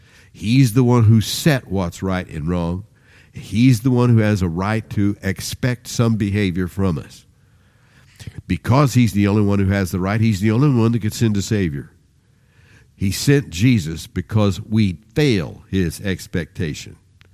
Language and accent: English; Independence, Missouri, United States; When we grew up in Independence, Missouri, I had two brothers. There were three of us.